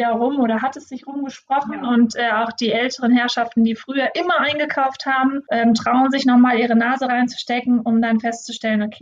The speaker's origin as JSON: {"language": "German", "town": "Solingen", "region": "North Rhine-Westphalia", "country": "Germany", "tie": "born or raised there", "said": "wohnen ja jetzt auch in, in Solingen zwischen Düsseldorf und Köln gelegen. Mhm. Ähm, wir sind hier aufgewachsen im Stadtteil Olix"}